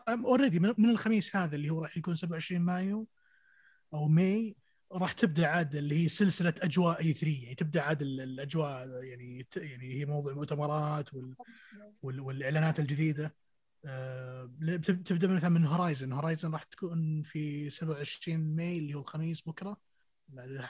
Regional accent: Syria; يعني اوديسي يعني انا سوري بس اللعبه دي دائما ارجع لها كثير

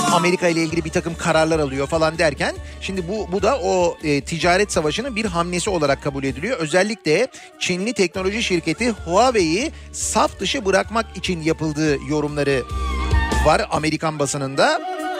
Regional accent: Turkey; ben Türk'üm

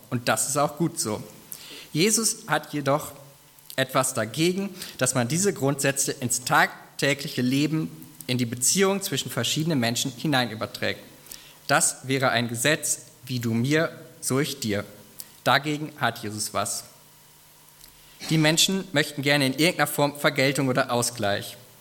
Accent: Germany; bei uns in Deutschland

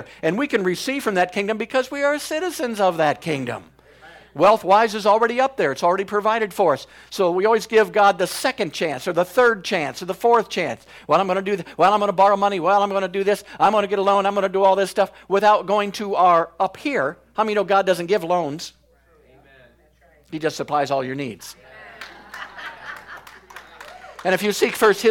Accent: United States; So when I was born in the United States, I became an American citizen, basically.

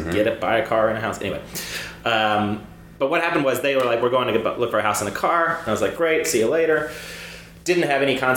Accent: Cyprus; the worst time of my life was so I, I grew up overseas in Cyprus.

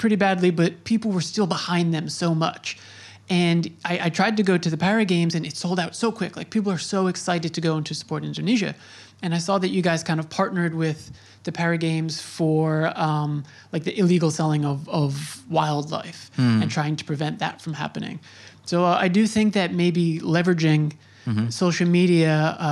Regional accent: United States; I'm from the States

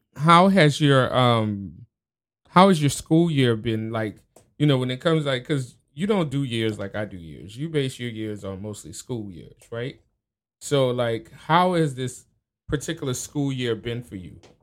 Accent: New Orleans, Louisiana, United States; born or raised there; now in Tacoma, United States

